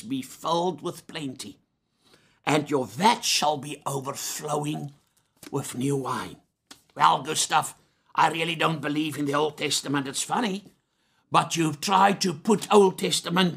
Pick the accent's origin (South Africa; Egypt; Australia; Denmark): South Africa; I'm a South African